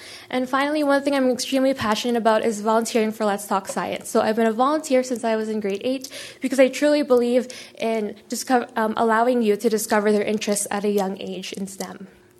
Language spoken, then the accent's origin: English; Winnipeg, Manitoba, Canada; moved away as an adult; also born or lived in Philippines; now in Calgary, Canada; I'm currently an out-of-province student from Winnipeg, Manitoba. But my story doesn't really start there. I was born in the Philippines, and I immigrated here to Canada when I was just 3 years old.